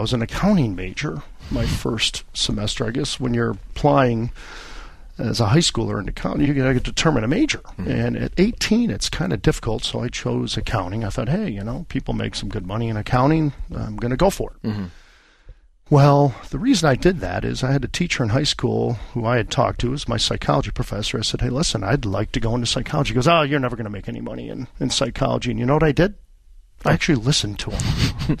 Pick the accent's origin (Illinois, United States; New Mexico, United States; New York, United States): Illinois, United States; Niles; also born or lived in Chicago; I was born in the city of Chicago, the great city of Chicago, raised in a northern suburb, Niles, kind of a blue-collar community.